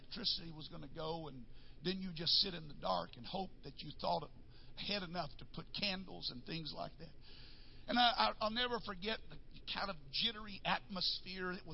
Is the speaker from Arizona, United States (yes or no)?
no; North Texas, United States; I grew up in North Texas, and we had tornadoes